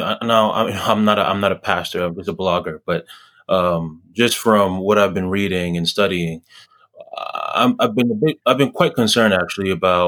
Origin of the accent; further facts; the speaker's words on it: Ghana; where I was born in Ghana